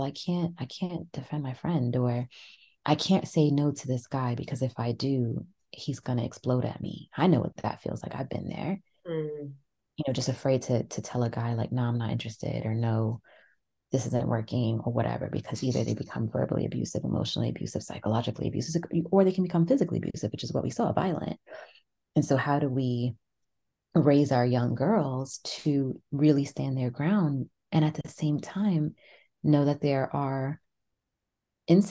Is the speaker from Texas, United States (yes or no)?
no; New York, United States; moved away as an adult; now in London, United Kingdom; I grew up in New York, really big cities, very metropolitan cities.